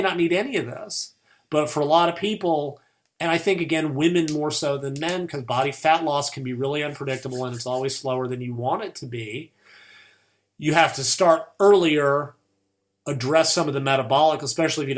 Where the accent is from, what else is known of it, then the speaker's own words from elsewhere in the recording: United States; I'm American